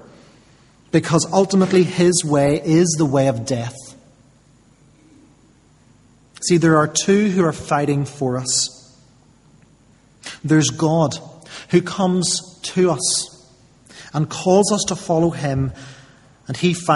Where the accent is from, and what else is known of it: United Kingdom